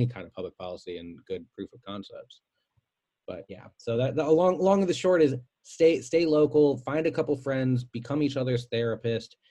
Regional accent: Cleveland Heights, Ohio, United States; I'm from Cleveland Heights

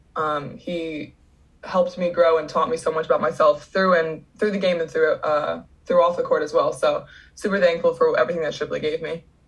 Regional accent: Downingtown, Pennsylvania, United States; I am from Pennsylvania

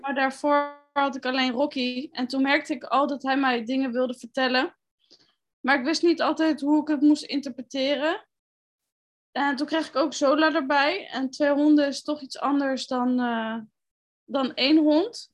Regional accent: The Hague, South Holland, Netherlands; Ik ben 29 jaar en ik kom uit Den Haag.

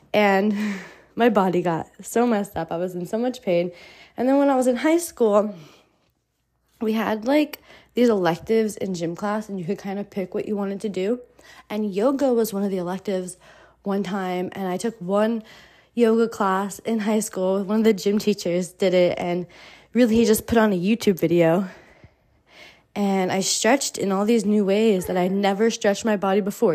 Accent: New Jersey, United States; moved away as an adult; also born or lived in Miami / Mexico; I grew up in the United States, in New Jersey, in the suburbs

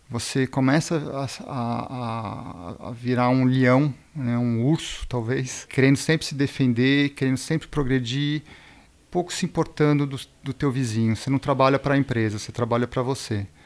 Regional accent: Brazil; born there; also born or lived in Switzerland; eu sou suíço-brasileiro, nasci aqui no Brasil e morei mais de 20 anos na Suíça.

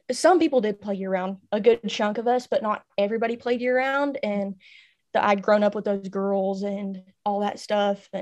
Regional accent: Reno, Oklahoma, United States; I'm from Reno, Oklahoma.

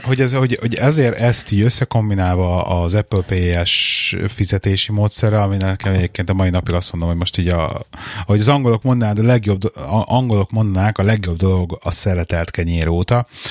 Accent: Budapest, Hungary; now in England; otthon Pesten

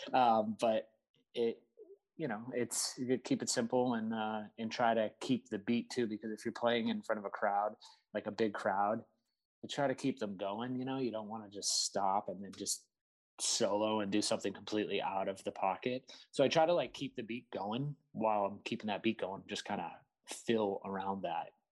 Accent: Seabrook, New Hampshire, United States; I grew up in New Hampshire, small town called Seabrook

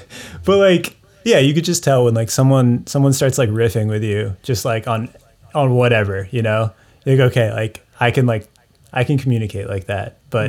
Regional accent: Reading, Massachusetts, United States; Yeah, suburb Reading, of Boston.

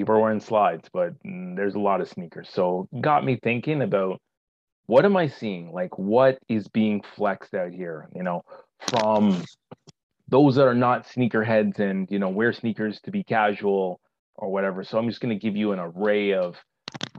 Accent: Toronto, Ontario, Canada; summer is not that long in Toronto per se, where I grew up, and particularly I grew up in Scarborough.

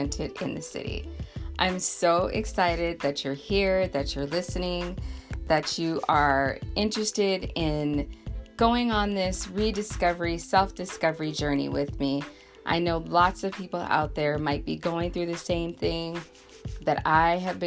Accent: Southern California, United States; I'm born and raised in Southern California

